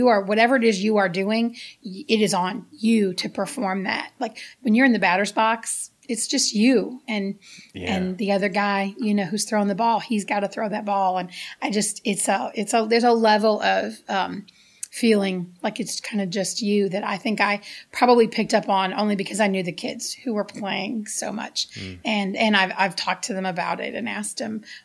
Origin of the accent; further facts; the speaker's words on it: United States; moved away; also born or lived in Gary, Indiana, United States; growing up in the South Side of Chicago, in Gary, Indiana